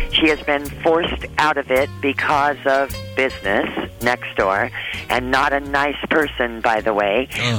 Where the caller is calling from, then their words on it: Aberdeen, Washington, United States; I'm calling from Aberdeen, Washington.